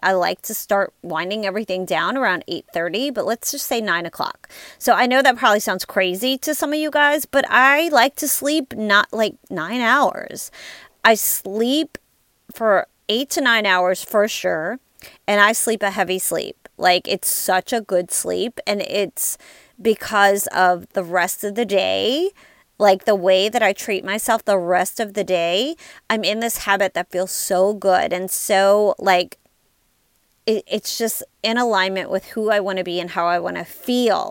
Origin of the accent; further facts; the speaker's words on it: Louisiana, United States; I'm from Louisiana